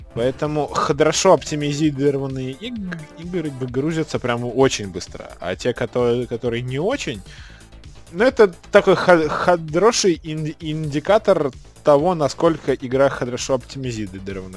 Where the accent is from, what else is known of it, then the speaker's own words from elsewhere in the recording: Saratov, Saratov Oblast, Russia; now in Moscow, Russia; я как бы приехал в, в, ну, в родной город